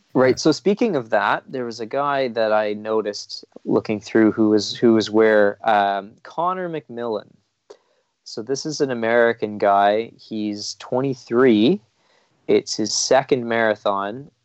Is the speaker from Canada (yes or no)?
yes; Canada